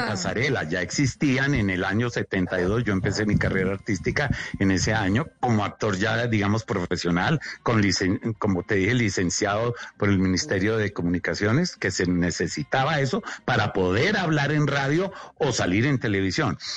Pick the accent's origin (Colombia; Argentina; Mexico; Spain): Colombia; moved away as an adult; also born or lived in New York; no quiero estar aquí en Colombia más, me quiero ir, pero me fui. Me fui con un álbum de fotografías a Nueva York